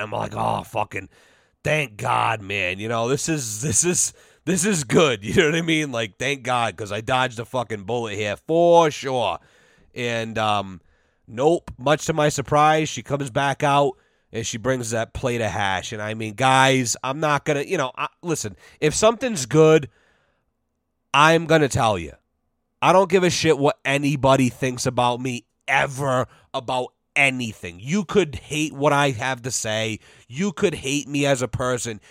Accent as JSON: {"language": "English", "country": "United States", "said": "as an American"}